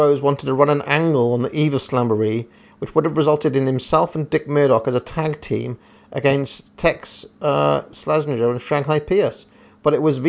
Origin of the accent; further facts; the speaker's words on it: Wales, United Kingdom; he's Welsh and I am also Welsh.